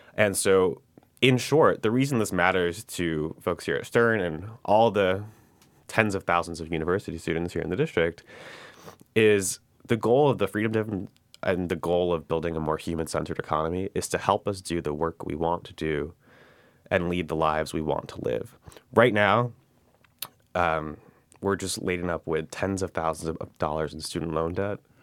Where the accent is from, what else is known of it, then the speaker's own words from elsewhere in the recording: New York City, New York, United States; born and raised in New York, grew up in the district. So we're actually in the tenth congressional district of New York, which is the west side of Manhattan in South Brooklyn